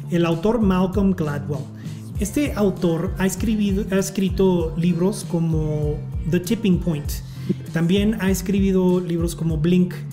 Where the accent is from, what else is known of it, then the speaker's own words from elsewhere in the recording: Quito, Pichincha, Ecuador; moved away as an adult; now in Washington, United States; Soy de Quito.